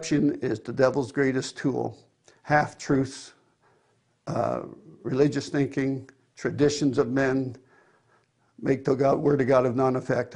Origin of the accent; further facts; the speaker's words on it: Cambridge, Ontario, Canada; I am from Cambridge, Ontario, Canada